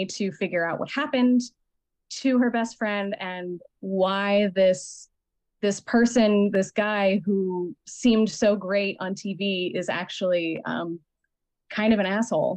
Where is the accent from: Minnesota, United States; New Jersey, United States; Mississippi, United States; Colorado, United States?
Colorado, United States; moved away; also born or lived in New York; I came from Colorado. I came from a semi-traditional household and very like white school, very conservative area